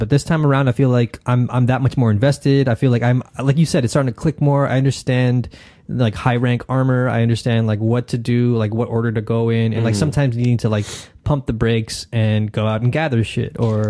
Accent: New York, United States; as a New Yorker

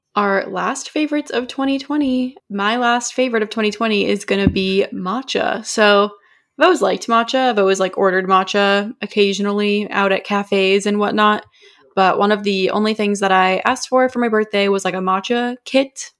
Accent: New Hampshire, United States; moved away; we're from New Hampshire, so we get the first primary

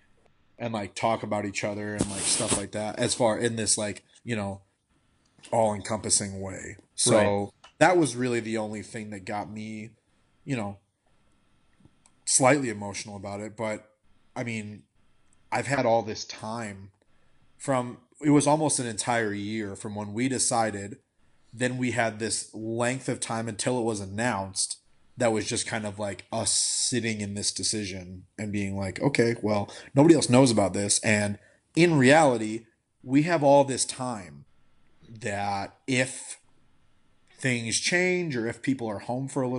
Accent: Iowa, United States; I grew up in Iowa

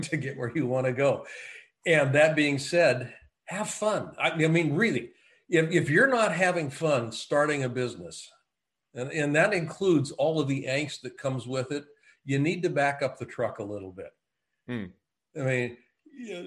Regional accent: Eugene, Oregon, United States; moved away as an adult; also born or lived in Netherlands / Japan; I grew up in the Willamette Valley. Eugene, Springfield, Oregon

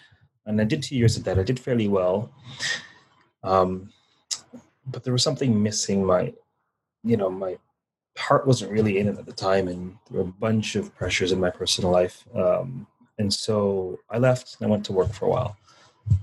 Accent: Toronto, Ontario, Canada; You know, I grew up in Toronto and my family was West Indian.

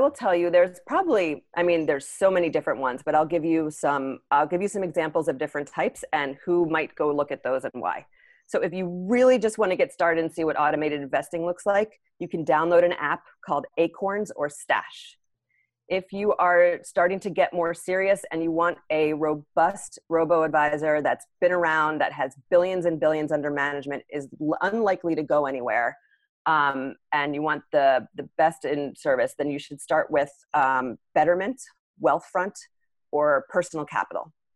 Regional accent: United States; being an American

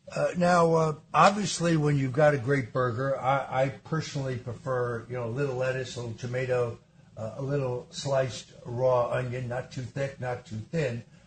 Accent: Norwalk, Connecticut, United States; Born, born in Norwalk

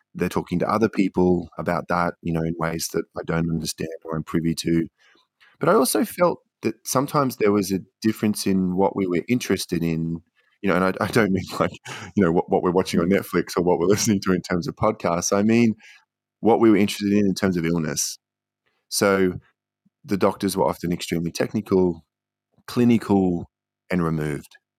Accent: Queensland, Australia; moved away as an adult; also born or lived in Canberra / Beijing; I grew up in Queensland and then took myself off to China

